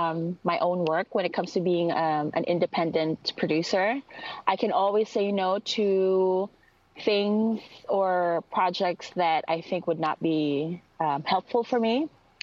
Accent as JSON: {"language": "English", "country": "Philippines", "accent": "Filipino", "second_language": "English", "said": "Like if I use my Tagalog, my Filipino accent, you would not understand me. Like this is my way of adapting to, you know, a different country, like changing up my accent a little bit."}